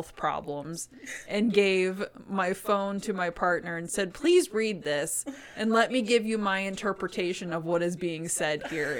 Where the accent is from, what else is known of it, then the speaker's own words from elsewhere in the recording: United States; I am American